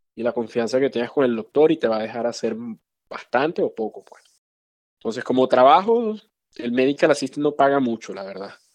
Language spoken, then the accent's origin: Spanish; Venezuela; moved away as an adult; now in Chicago, United States; nací y crecí en Venezuela, fui a la escuela de medicina allá